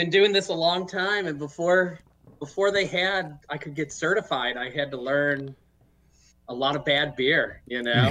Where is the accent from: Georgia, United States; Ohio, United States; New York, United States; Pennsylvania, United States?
Ohio, United States; Cleveland; moved away as an adult; also born or lived in California; I grew up in Cleveland